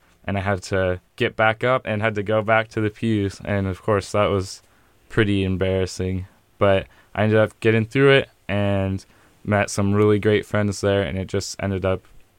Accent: Pasco, Washington, United States; I'm from Pasco.

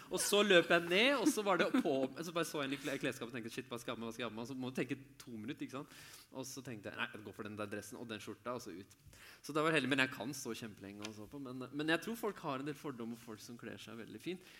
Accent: Lørenskog, Akershus, Norway; Jeg er fra Lørenskog

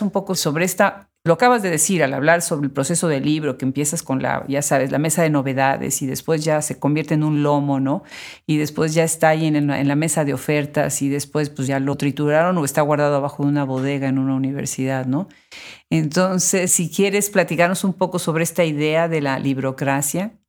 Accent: Puebla, Mexico; yo soy de Puebla

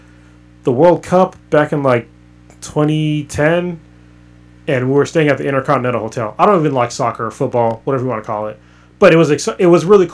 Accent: United States; also born or lived in Bay Area, California / Qatar; they see me as an American. Because that's where my culture is from.

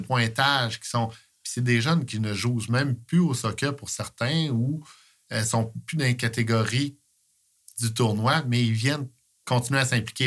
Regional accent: Coaticook, Quebec, Canada; je suis de Quaticook. Je suis toujours été ici

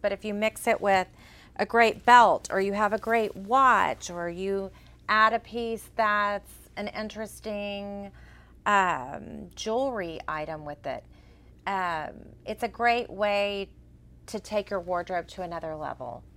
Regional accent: Texas, United States; accent: Texas; my Texas accent.

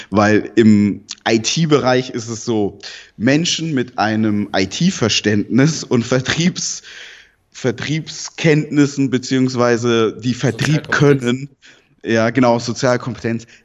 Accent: Southern Germany, Germany; also ich bin in Süddeutschland aufgewachsen, in einer Pflegefamilie nicht bei meinen leiblichen Eltern, mit denen habe ich auch keinen Kontakt.

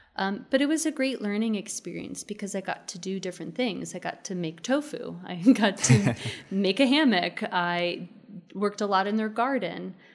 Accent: Maryland, United States; now in Austin, United States; I grew up in the suburbs of Maryland

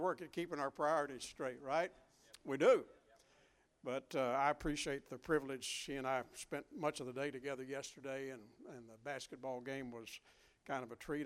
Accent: Western Kentucky, United States; growing up in Western Kentucky

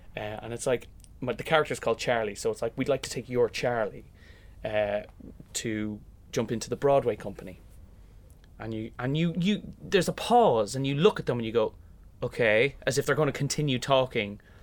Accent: Kilmessan, Leinster, Ireland; moved away as an adult; growing up in Kilmessan and doing Fagan in the local hall

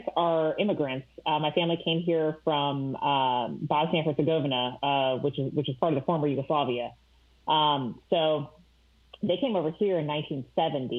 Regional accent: St. Louis, Missouri, United States; moved away as an adult; now in Columbus, United States; I grew up in St. Louis, Missouri, a suburb right outside of there

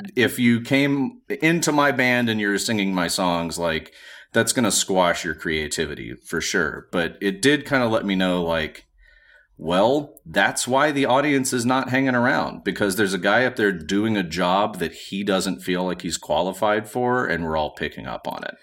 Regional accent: Montgomery, Alabama, United States; I'm from Montgomery, Alabama

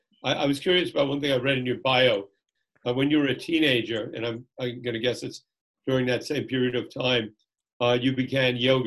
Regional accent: Jersey City, New Jersey, United States; We were all from the same area, by the way. I'm from Jersey City area, Phil from Brooklyn.

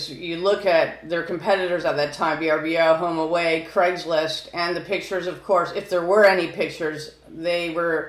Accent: California, United States; I'm from California

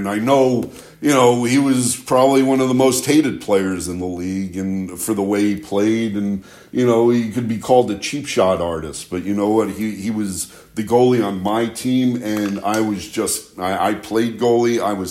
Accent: New York City, New York, United States; I did grow up an Islander fan, even though I grew up in Manhattan.

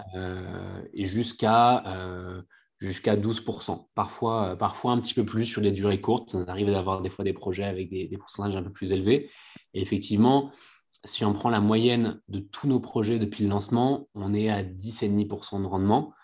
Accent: Bouches-du-Rhône, Provence-Alpes-Côte d'Azur, France; moi, je suis originaire du, du sud de la France, des Bouches-du-Rhône

